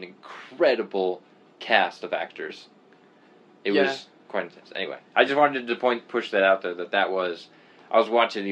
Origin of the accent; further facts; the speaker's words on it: Canada; I'm Canadian